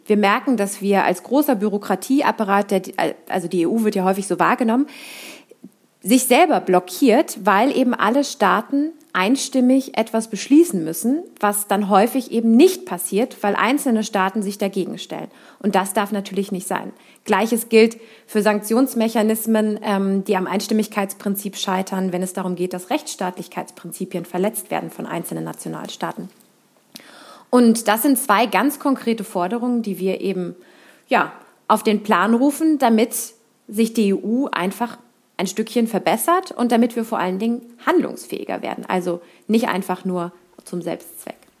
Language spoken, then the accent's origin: German; Berlin, Germany; now in Cologne, Germany; ich bin gebürtige Berlinerin, überzeugte Kölnerin und Europäerin aus Leidenschaft